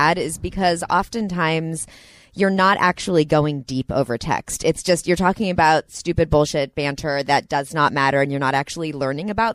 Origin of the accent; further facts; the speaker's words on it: Santa Monica, California, United States; I'm from Santa Monica also